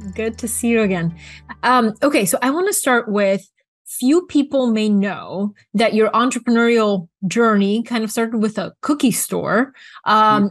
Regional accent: Bulgaria; moved away; also born or lived in Atlanta, United States; I grew up in Bulgaria and McDonald's was this like American phenomenon. I had my birthday there

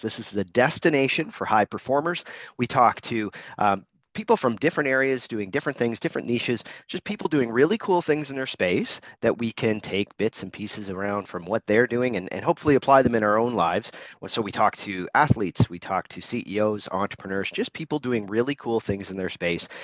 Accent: Canada; I'm Canadian

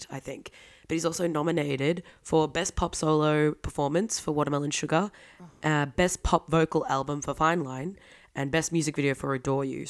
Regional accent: Victoria, Australia; I'm from Victoria

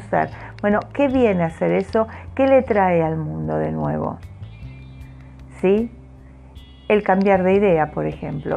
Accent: Argentina; los que somos argentinos

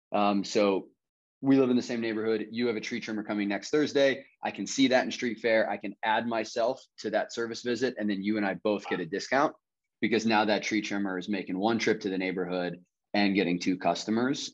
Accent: Kansas City, Kansas, United States; now in Charlotte, United States; I grew up on the Kansas side

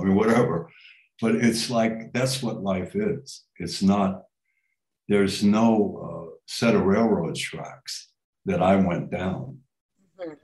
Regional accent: New York, United States; moved away; I came from New York

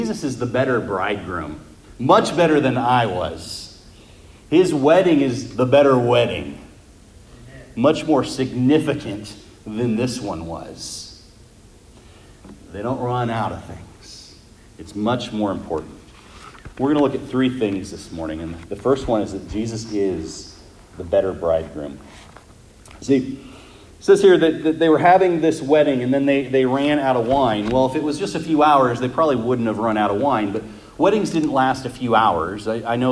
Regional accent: Las Vegas, Nevada, United States; We're from Las Vegas

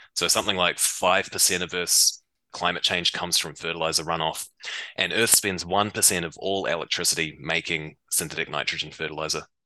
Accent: New Zealand; I grew up in New Zealand. You might be able to tell from my accent

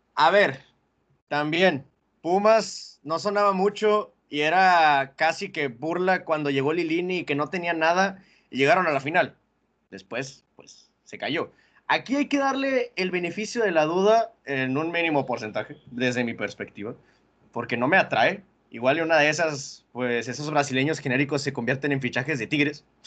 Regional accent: Monterrey, Nuevo León, Mexico; nosotros que somos acá de, de la Sultana del Norte

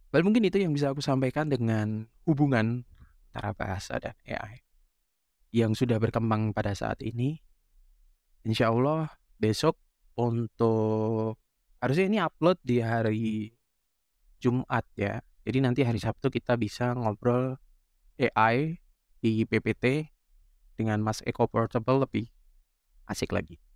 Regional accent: Indonesia; first language jv; Indonesian is a second language; Bahasa Jawa yang sekarang ini uh, aku gunakan sebagai bahasa daerah ya bahasa ibuku ya bahasa pertama

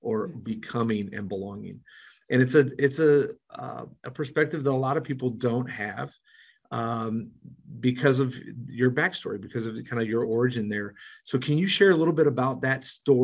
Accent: Mexico; now in Springfield, United States; growing up in Mexico

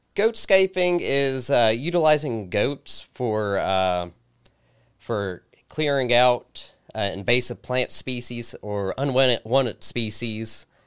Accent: Christiansburg, Virginia, United States; I was born and raised here in Christiansburg.

